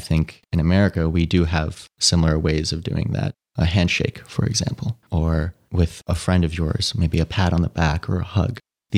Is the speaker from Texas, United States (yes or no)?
no; New York City, New York, United States; Growing up in New York City, I was very much exposed to a cutthroat competitive lifestyle.